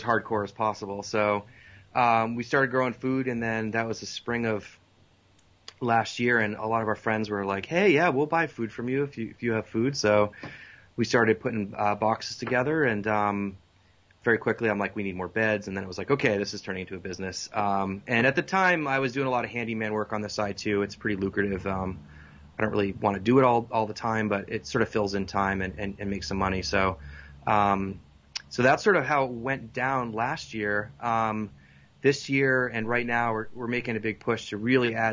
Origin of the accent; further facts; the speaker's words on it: Boston, Massachusetts, United States; moved away as an adult; also born or lived in Colorado; now in North Carolina, United States; I grew up in Boston